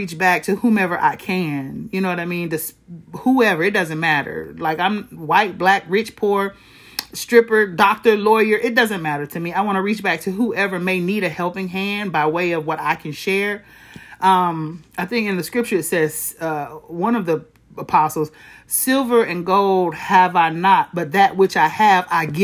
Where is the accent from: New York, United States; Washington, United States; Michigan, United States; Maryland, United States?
Michigan, United States; Flint; I was born and raised in Flint, Michigan